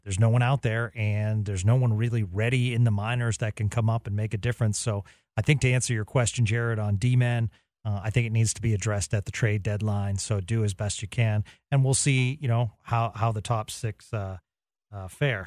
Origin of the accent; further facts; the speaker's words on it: Boston, Massachusetts, United States; moved away; I grew up in the Boston area, and every time I I go home